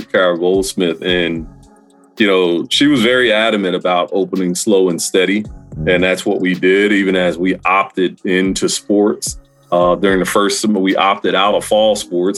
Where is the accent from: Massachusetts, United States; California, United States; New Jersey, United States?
New Jersey, United States; also born or lived in the city (unspecified); my family, we grew up in New Jersey.